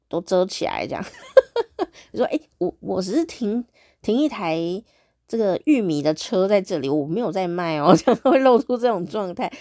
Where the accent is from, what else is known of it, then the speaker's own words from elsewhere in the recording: Taiwan; 我是台湾人